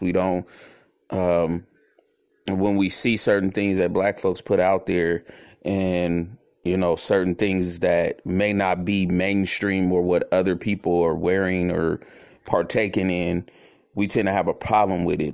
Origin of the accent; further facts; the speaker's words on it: San Francisco, California, United States; also born or lived in Oakland; I grew up in the Bay Area